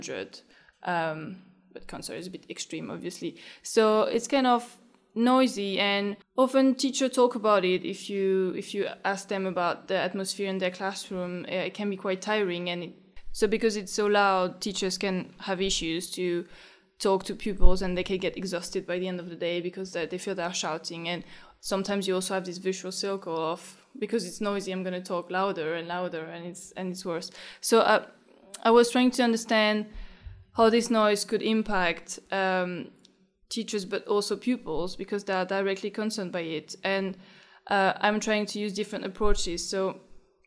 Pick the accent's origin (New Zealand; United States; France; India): France; accent: French; moved away as an adult; also born or lived in Paris, France; now in London, United Kingdom; I did some studies in France, in Paris